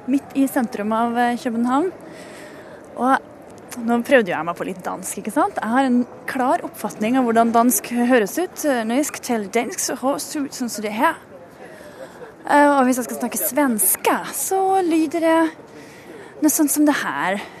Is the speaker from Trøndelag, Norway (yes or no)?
yes; Trondheim, Trøndelag, Norway; Jeg kommer fra Trondheim.